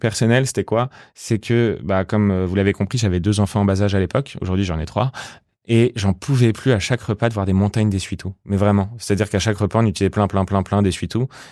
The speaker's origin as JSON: {"language": "French", "town": "Paris", "region": "Île-de-France", "country": "France", "tie": "born or raised there", "said": "j'ai grandi à Paris"}